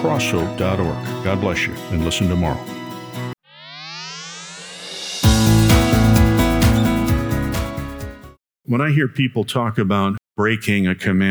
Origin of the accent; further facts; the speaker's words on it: Chicago, Illinois, United States; I grew up in the Chicago area, in a rough part of the Chicago area